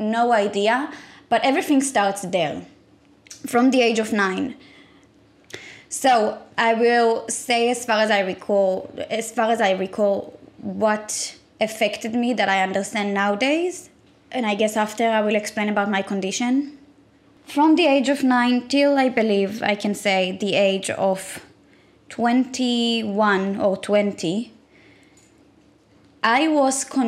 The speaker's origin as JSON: {"language": "English", "country": "Israel", "tie": "born or raised there", "said": "I was born and raised in Israel."}